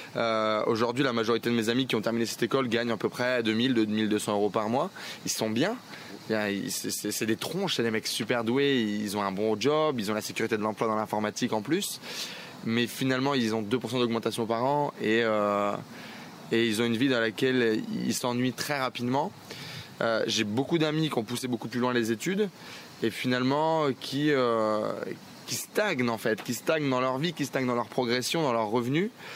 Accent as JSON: {"language": "French", "area": "Nord-Pas-de-Calais", "region": "Hauts-de-France", "country": "France", "said": "je viens du Nord-Pas-de-Calais"}